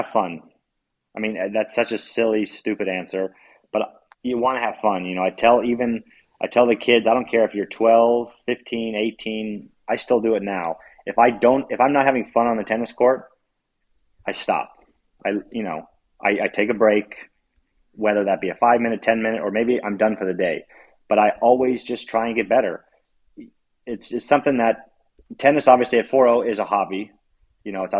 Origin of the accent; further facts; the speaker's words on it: United States; as an American